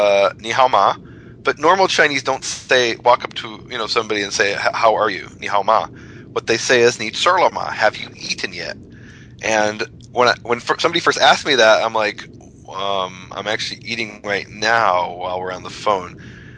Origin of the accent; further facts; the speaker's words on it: Jerusalem, Jerusalem District, Israel; now in Texas, United States; I've just gotten back to Texas, and now I'm about to head to Israel, to my hometown of Jerusalem